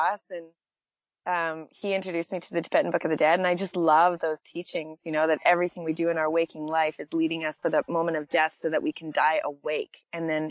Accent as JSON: {"language": "English", "region": "Saskatchewan", "country": "Canada", "tie": "born or raised there", "also_born_or_lived": "California", "moved": "yes", "lives_now": "Los Angeles, United States", "said": "I grew up in a small town of like 150 people in Saskatchewan"}